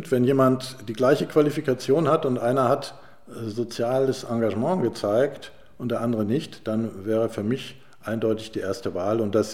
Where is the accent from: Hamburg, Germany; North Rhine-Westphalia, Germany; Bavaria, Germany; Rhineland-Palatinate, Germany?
Hamburg, Germany; Als, als Hamburger habe ich mich immer als Bürger und damit als Teil des Ganzen verstanden.